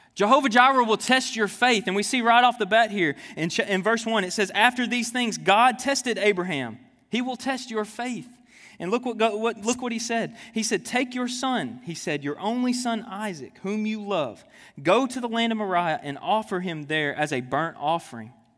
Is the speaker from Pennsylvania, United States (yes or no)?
no; Jonesboro, Arkansas, United States; moved away; I'm originally from Jonesboro, Arkansas.